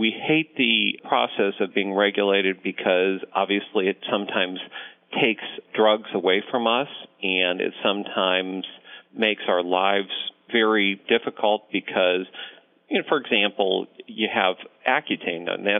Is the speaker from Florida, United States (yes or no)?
no; Ohio, United States; born there; also born or lived in Connecticut / Rhode Island; now in Omaha, United States; I was born in Ohio, moved to Connecticut, Rhode Island, various other places in between